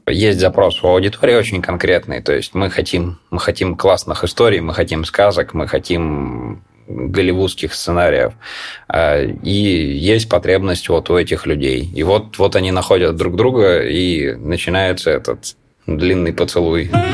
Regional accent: Siberia, Russia; moved away as an adult; now in Moscow, Russia; Я сам из Сибири, вот пять лет живу в Москве

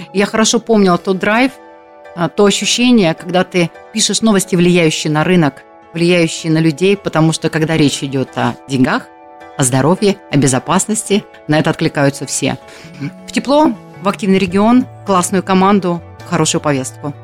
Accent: Siberia, Russia; moved away as an adult; also born or lived in Rostov-on-Don, Russia / Moscow, Russia; now in Krasnodar, Russia; Я родилась в Сибири

